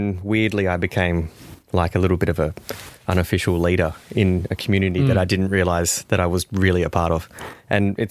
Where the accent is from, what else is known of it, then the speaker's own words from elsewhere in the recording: Victoria, Australia; I come from Victoria, where we're a white top kind of people.